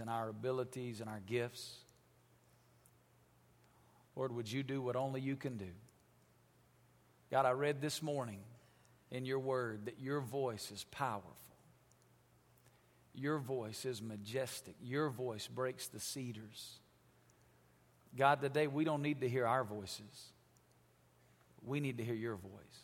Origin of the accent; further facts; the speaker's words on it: Alabama, United States; moved away as an adult; now in Las Vegas, United States; I grew up in Alabama. When you're from Alabama, you don't go to Las Vegas